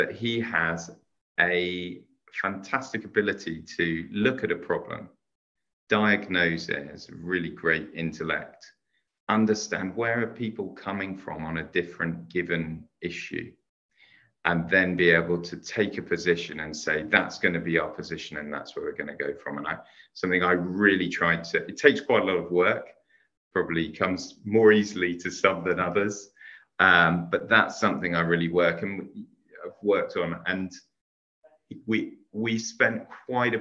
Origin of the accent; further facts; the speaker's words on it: Hampton, London, United Kingdom; I grew up in Hampton in Middlesex.